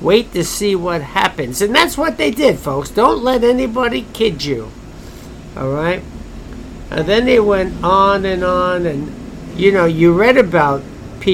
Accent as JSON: {"language": "English", "country": "United States", "said": "I'm an American citizen."}